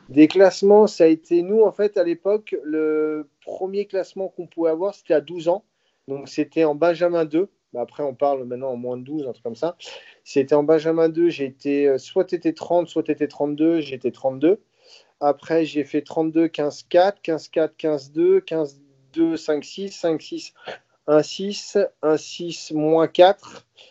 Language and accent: French; Saint-Brieuc, Brittany, France; chez moi, à Saint-Brieuc